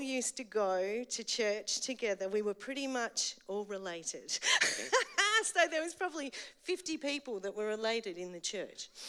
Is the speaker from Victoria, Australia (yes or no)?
yes; Eltham, Victoria, Australia; I grew up in Eltham, so I'm an Eltham girl.